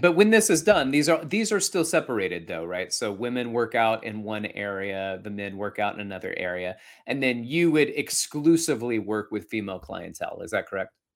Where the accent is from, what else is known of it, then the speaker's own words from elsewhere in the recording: Alabama, United States; now in New York City, United States; I grew up in Alabama.